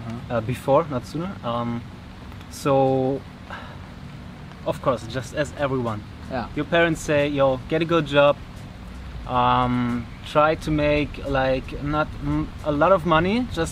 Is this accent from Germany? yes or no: yes; Germany; English is a second language; I'm from Germany.